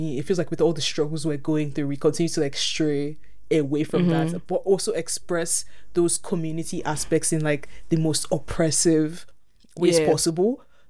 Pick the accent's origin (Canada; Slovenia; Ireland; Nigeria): Nigeria